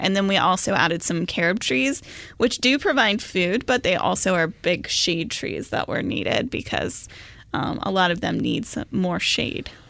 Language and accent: English; Phoenix, Arizona, United States; I grew up in Phoenix